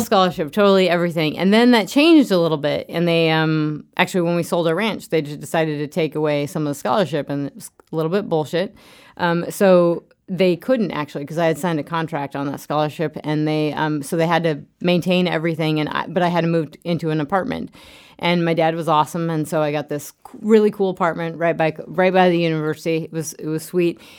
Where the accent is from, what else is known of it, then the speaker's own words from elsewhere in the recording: Craig, Colorado, United States; I grew up in Craig, outside of Craig, Colorado